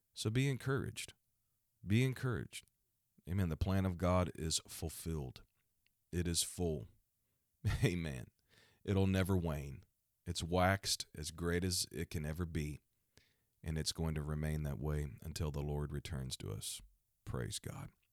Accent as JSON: {"language": "English", "region": "Missouri", "country": "United States", "tie": "born or raised there", "said": "my home state is Missouri"}